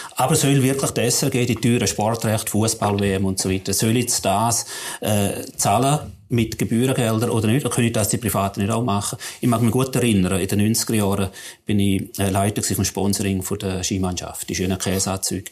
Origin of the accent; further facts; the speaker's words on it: St. Gallen, Switzerland; wenn wir im St. Galler wo ich herkomme